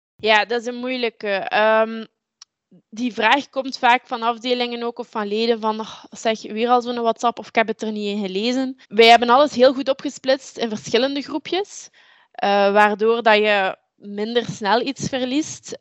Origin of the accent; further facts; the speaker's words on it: Deinze, Flanders, Belgium; Ik ben afkomstig uit Deense. Eh, dat is een stad in de buurt van Gent, de rand uh, van uh, tussen Oost- en West-Vlaanderen